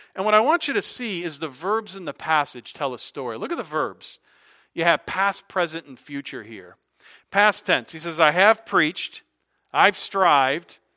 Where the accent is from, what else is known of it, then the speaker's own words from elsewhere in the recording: Hartford, Connecticut, United States; moved away as an adult; also born or lived in South Carolina; I'm from Hartford, Connecticut, graduated Eastern Connecticut